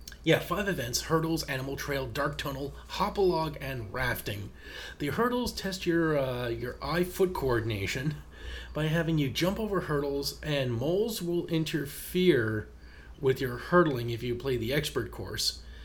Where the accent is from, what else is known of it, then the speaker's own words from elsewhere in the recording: Canada; you can't really play this level as a Canadian without thinking of the ….